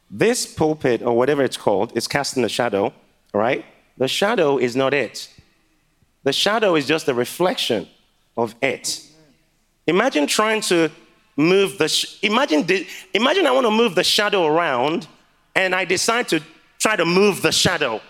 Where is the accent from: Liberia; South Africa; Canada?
Liberia; now in Manchester, United Kingdom; my mom is from Ghana, and I was born in Liberia.